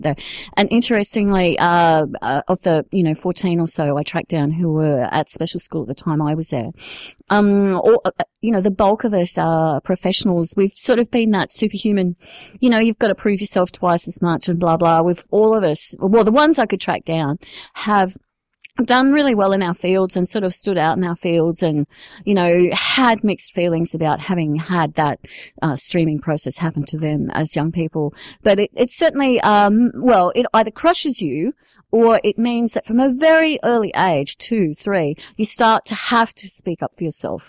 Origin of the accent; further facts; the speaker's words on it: Sydney, New South Wales, Australia; I grew up in the southwestern suburbs of Sydney